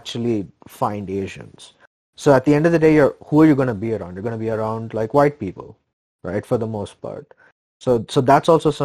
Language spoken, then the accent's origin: English; India; now in United States; we grew up in India